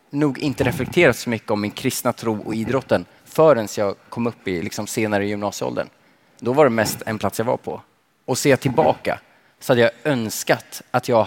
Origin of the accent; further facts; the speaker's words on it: Finland; now in Sweden; Och jag kommer från landet i öster, Finland.